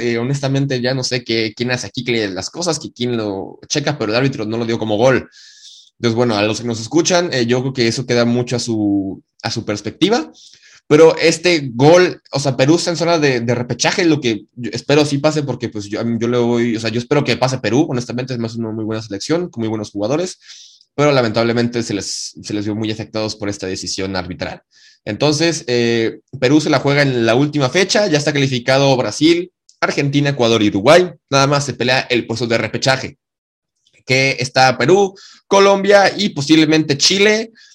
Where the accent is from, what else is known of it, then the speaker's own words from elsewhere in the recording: Mexico; hablo por miles y miles de mexicanos